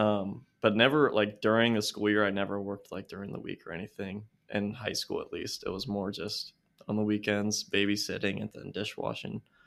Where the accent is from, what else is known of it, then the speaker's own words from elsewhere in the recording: California, Kentucky, United States; also born or lived in Foster, Kentucky; it's called California, Kentucky